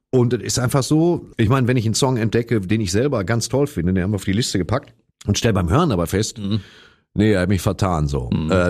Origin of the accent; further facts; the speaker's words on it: East Germany, Germany; Ich bin ja aus dem Osten.